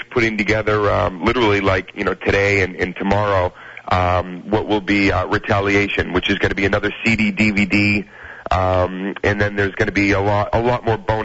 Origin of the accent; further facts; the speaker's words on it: Boston, Massachusetts, United States; I'm from Boston